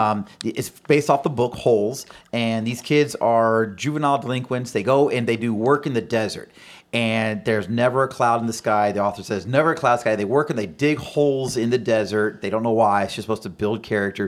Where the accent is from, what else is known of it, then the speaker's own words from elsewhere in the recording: Florida, United States; born and raised here in Florida. Lived here almost my entire life